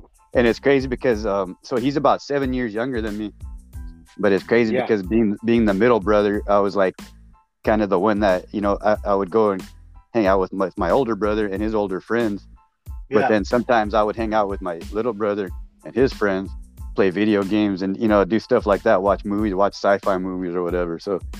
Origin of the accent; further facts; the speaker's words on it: Torrance, California, United States; born there; I was born in South Bay, Torrance, California.